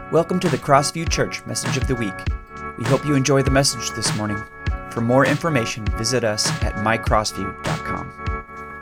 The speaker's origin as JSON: {"language": "English", "region": "Oregon", "country": "United States", "said": "we're proudly from Oregon"}